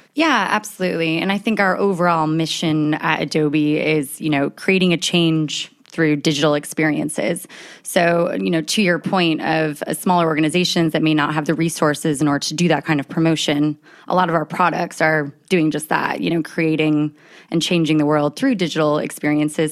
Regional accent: United States; accent: American; moved away as an adult; now in United Kingdom; As you can tell by my accent, I am an American that's living abroad, and I've been in the U K for about ten years.

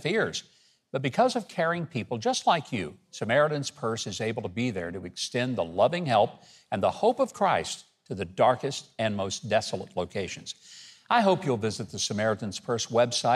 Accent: Arkansas, United States; Arkansas, my home state

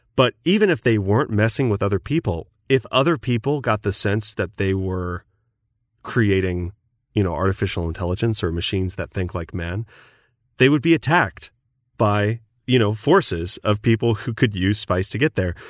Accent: United States; I'm American

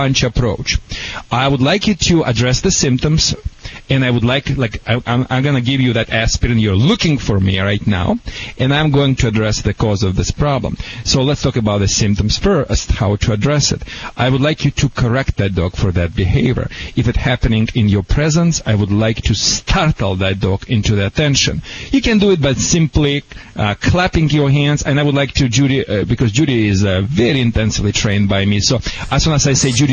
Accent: Michigan, United States; now in California, United States; I'm from Michigan

